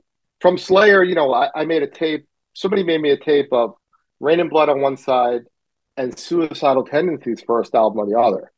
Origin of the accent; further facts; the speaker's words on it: New York City, New York, United States; I grew up in Middle Village, Queens.